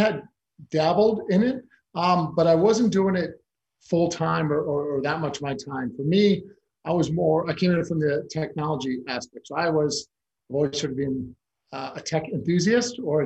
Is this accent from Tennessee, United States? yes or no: no; Chicago, Illinois, United States; also born or lived in Argentina / Italy / China / North Carolina; now in Los Angeles, United States; I'm originally born and raised in Chicago. I've lived now in the Los Angeles area for over 25 years